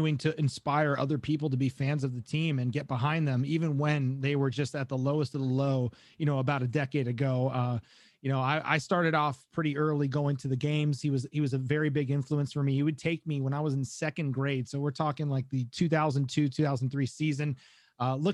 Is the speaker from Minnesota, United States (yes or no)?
no; South Florida, United States; I grew up in South Florida